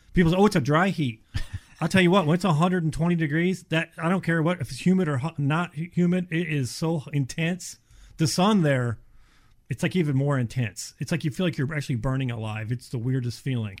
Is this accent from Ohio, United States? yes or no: yes; Cleveland, Ohio, United States; now in Florida, United States; I'm from Ohio, Cleveland area. Moved, oh my gosh, thirty-five years ago